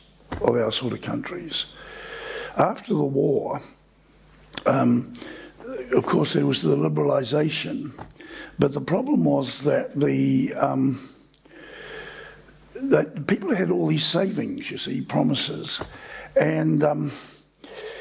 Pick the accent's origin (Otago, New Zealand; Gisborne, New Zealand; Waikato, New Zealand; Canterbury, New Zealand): Canterbury, New Zealand; Christchurch; I grew up in Christchurch